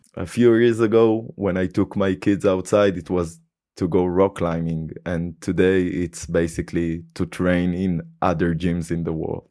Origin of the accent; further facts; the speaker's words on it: Haifa, Haifa District, Israel; moved away as an adult; now in Germany; my hometown to haifa